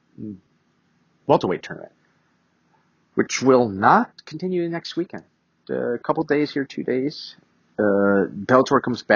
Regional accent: United States; I'm an American

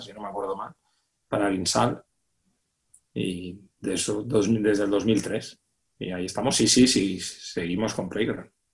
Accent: Reus, Catalonia, Spain; moved away; mi ciudad, yo soy de Reus

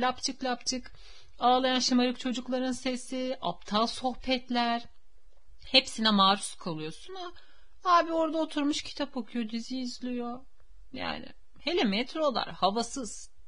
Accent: Istanbul, Turkey; Benim köyüm zaten İstanbul'da. Uskumru köy benim köyüm. yani benim köklerim yüzyıllardır burada ve benim farklı bir şehirde tanıdığım bile yok.

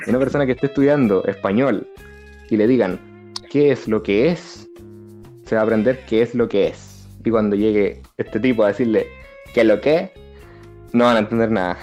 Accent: Dominican Republic; now in Chile; soy de República Dominicana

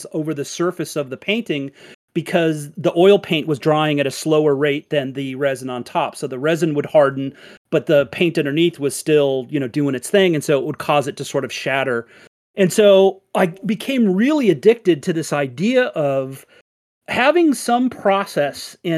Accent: Littleton, Colorado, United States; also born or lived in San Diego, California; I was born in San Diego, California. My parents moved to Colorado when I was like maybe 4 or 6 years old. I actually lived in Littleton, Colorado, and I actually went to Columbine High School

